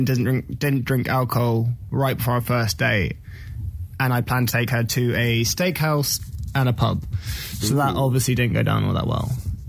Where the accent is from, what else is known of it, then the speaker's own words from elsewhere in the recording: United Kingdom; I'm British, so I fucking love drinking.